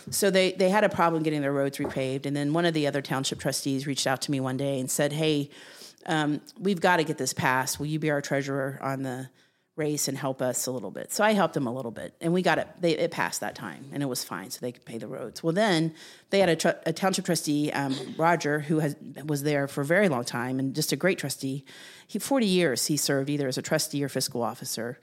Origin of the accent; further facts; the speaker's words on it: Jackson, Ohio, United States; also born or lived in Columbus, Ohio; now in Delaware, Ohio, United States; I grew up in Southern Ohio in Jackson County